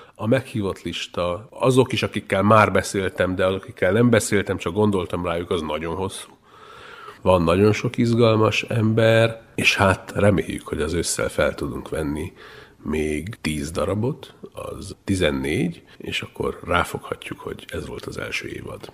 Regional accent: Transylvania, Romania; first language Hungarian; én egy szorvány vidékről származom, én egyszerre tanultam meg a két nyelvet

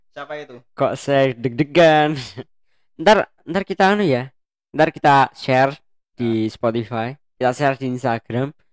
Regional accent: Java, Indonesia; accent: Javanese; tapi aku tuh logat logatku tuh udah logat logat Jawa men jadi aku nggak bisa Kayak, ya kayak yang orang-orang Sunda biasanya itu.

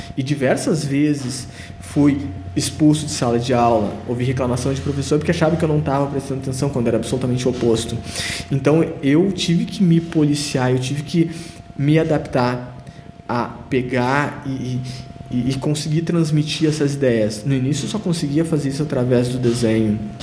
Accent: Rio Grande do Sul, Brazil; now in Sapiranga, Brazil; eu fui o único gaúcho convidado

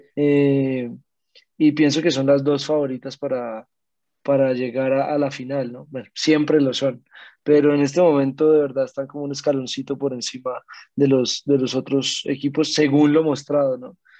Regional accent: Colombia; nosotros vemos como colombianos

